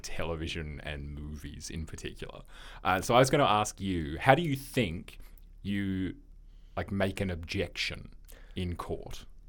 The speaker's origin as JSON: {"language": "English", "country": "Australia", "said": "we're Australian"}